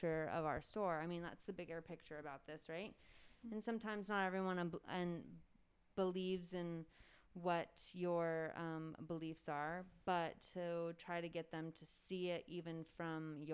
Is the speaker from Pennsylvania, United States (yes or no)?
no; Mariposa, California, United States; Growing up here, I was very excited to get out